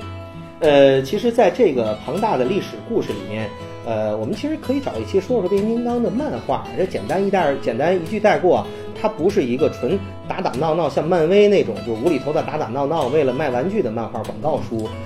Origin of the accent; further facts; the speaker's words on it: northern China, China; 作为一个北方人